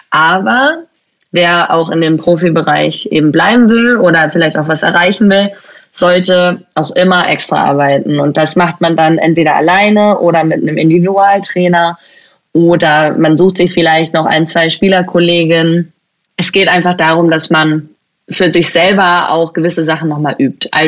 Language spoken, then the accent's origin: German; Schleswig-Holstein, Germany; Ich bin ja eigentlich in Deutschland aufgewachsen. Also ich bin in Schleswig-Holstein aufgewachsen